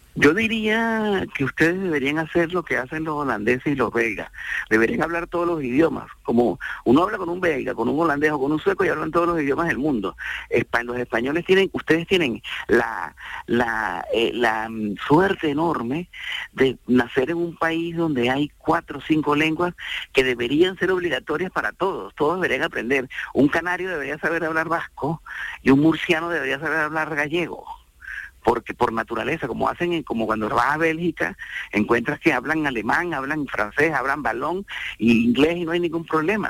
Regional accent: Venezuela

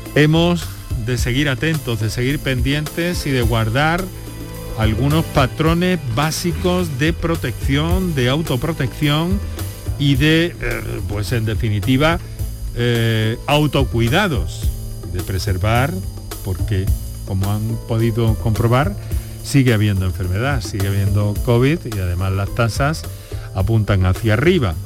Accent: Andalusia, Spain; en nuestra tierra, en Andalucía

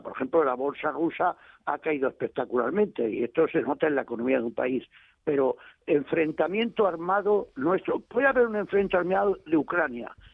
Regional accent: Almería, Andalusia, Spain; yo soy andaluz por los cuatro costados y estoy contentísimo de ser andaluz por los cuatro costados

